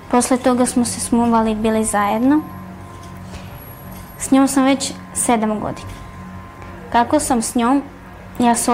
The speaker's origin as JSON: {"language": "Croatian", "town": "Lebane", "region": "Southern and Eastern Serbia", "country": "Serbia", "tie": "born or raised there", "moved": "yes", "said": "ja sam iz Leskovca, okolina Leskovca Lebane. Živela sam tamo sa roditeljima"}